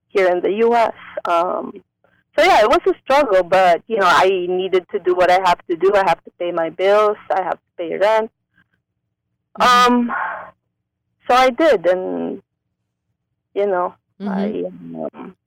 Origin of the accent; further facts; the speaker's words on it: Philippines; moved away as an adult; now in Oakland, United States; I was born and raised in the Philippines